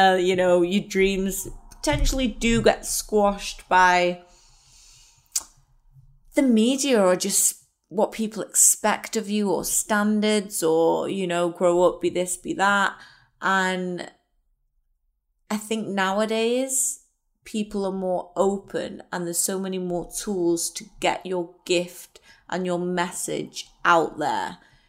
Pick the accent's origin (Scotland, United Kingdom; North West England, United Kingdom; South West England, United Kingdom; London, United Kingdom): North West England, United Kingdom; Wirral; I am from the Wirral.